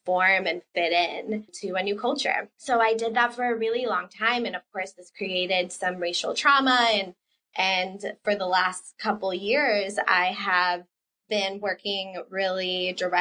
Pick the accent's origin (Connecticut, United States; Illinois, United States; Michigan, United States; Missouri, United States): Illinois, United States; English is a second language; also born or lived in Puerto Rico / Ithaca, New York; when I was about 7 or 8, he moved the entire family to Illinois